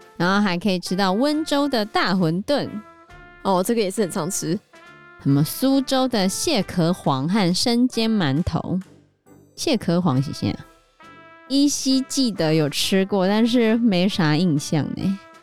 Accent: Taiwan; accent: Taiwanese accent; 他们说我们有台湾腔

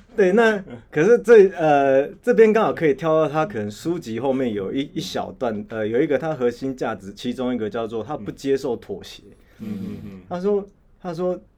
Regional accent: Taiwan; 我们台湾人一般人最常感同身受

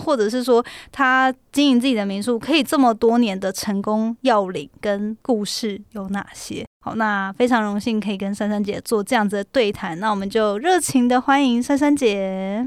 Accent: Hualien, Hualien County, Taiwan; moved away; 因为我也是花莲人嘛

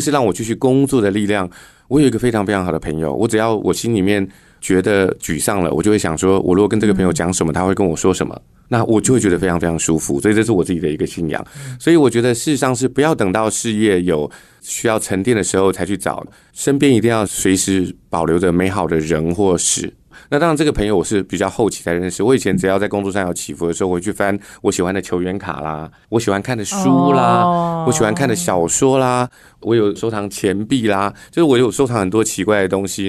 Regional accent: rural Dongshi, Taichung, Taiwan; now in Taipei, Taiwan; 我们在台中东市的乡下长大， 然后后来搬来台北做公共建设

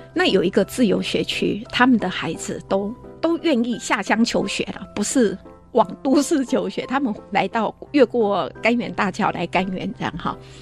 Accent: Shulin, New Taipei, Taiwan; 这是我的家乡

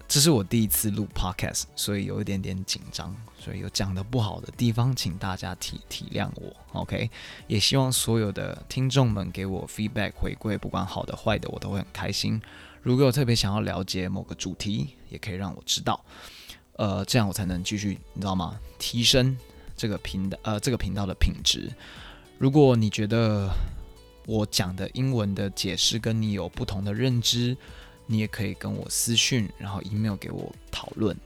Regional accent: Taiwan; moved away as an adult; also born or lived in Chicago; I'm from Taiwan

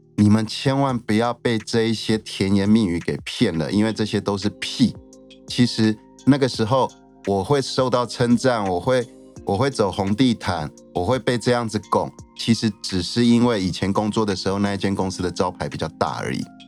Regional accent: Taiwan; 我们台湾人

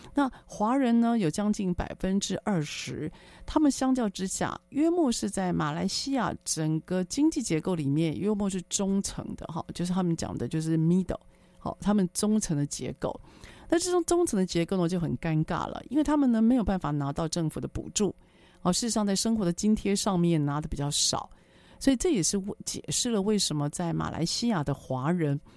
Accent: Taiwan; 在我们台湾这边，大家讲英文的机会不是特别多

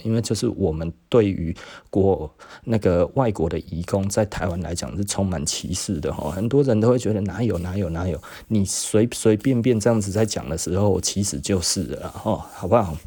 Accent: Taiwan; 我们亚洲人哦，尤其我们台湾人

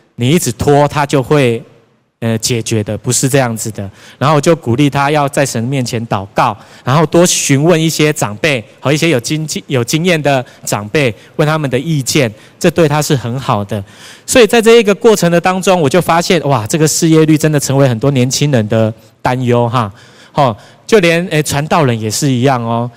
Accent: Tainan, Taiwan; 我本身是台南人，从小住在永康，所以那一间大楼就在我家的附近而已

